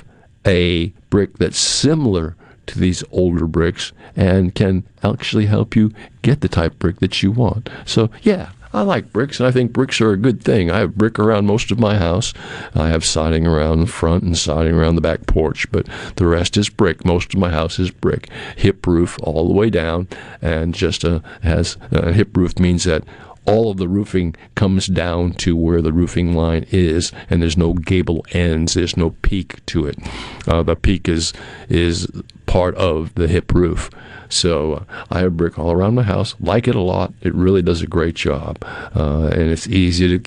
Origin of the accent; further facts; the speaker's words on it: New England, United States; I'm being a big Tom Brady fan that I am, because I'm from New England